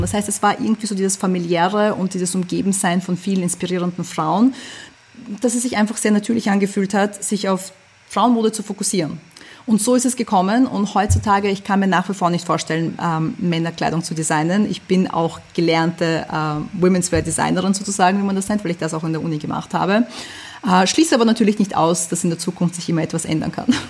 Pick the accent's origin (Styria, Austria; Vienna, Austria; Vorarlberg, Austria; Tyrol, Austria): Vienna, Austria; German is a second language; also born or lived in USSR; ich bin in der UdSSR geboren, ich bin ähm, nach Wien gezogen, als ich sechs Jahre alt war, ich konnte kein Deutsch